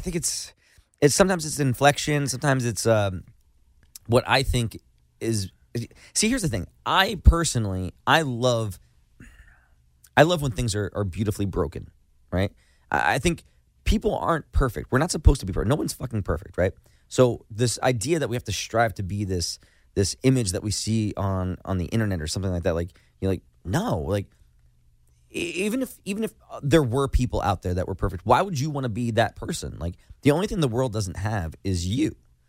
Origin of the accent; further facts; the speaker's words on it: New Jersey, United States; we're from Jersey, right?